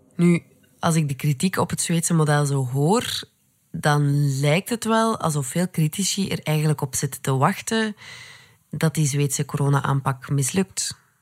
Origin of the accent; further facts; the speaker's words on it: Belgium; wij als Belgen